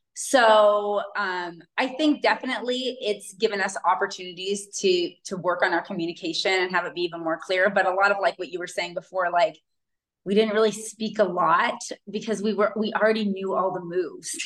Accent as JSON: {"language": "English", "area": "Pacific Northwest near Seattle", "region": "Washington", "country": "United States", "tie": "born or raised there", "also_born_or_lived": "Hawaii / Kauai", "moved": "as an adult", "lives_now": "Mexico", "said": "I grew up in the Pacific Northwest near Seattle and have lived in Hawaii majority of my adult life"}